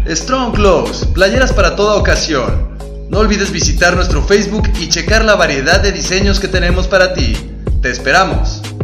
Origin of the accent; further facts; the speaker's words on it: Uruapan, Michoacán, Mexico; yo soy de Uruapan, Michoacán, allá